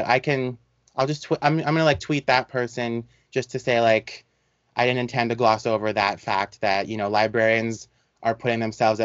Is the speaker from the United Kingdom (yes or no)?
no; Canada; I'm not American. I'm Canadian.